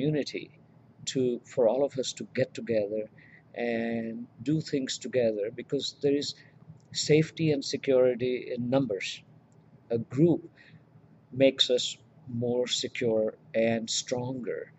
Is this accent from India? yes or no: yes; India; moved away as an adult; now in Roanoke, United States; As a person growing up in India, I was always interested in comparing religions.